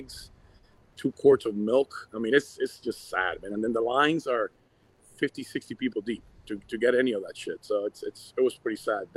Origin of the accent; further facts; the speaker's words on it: Havana, Cuba; first language Spanish; English is a second language; now in United States; I left in 80 in the Mario boat lift with my mother and my sister